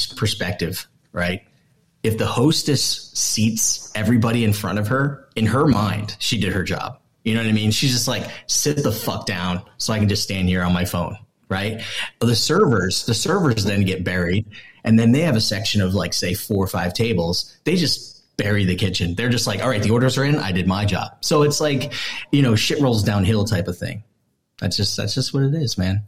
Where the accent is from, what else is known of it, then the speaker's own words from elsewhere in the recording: East Coast, United States; now in Las Vegas, United States; I'm from the East Coast